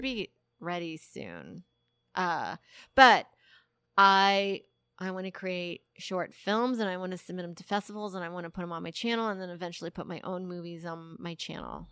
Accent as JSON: {"language": "English", "region": "Texas", "country": "United States", "tie": "born or raised there", "said": "I grew up in Tex-, in the suburb of Texas"}